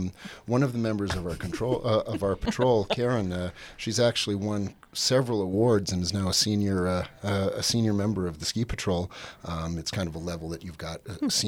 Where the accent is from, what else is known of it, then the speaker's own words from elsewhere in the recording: Great Falls, Montana, United States; I'm born and raised in Great Falls, and let's see, I'm in my mid-50s